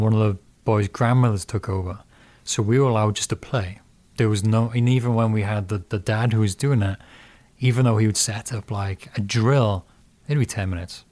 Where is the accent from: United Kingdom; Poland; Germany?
United Kingdom; Porthcawl, Wales; moved away as an adult; now in Fremont, United States; where I grew up in Puthcall, you had local towns, Cannelly, Canfig Hill, um, Pile.